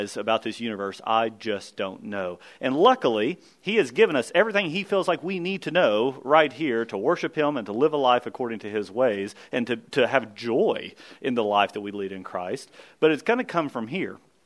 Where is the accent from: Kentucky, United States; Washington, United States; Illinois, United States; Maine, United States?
Kentucky, United States; we grew up in Kentucky, and so we had thick Kentucky fescue.